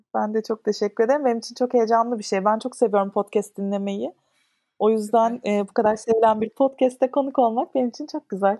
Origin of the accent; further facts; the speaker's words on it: Istanbul, Turkey; İstanbul'da doğdum. İşte Ortaköy'de okudum. Etiler'de okudum. E, Şişli'de oturdum falan.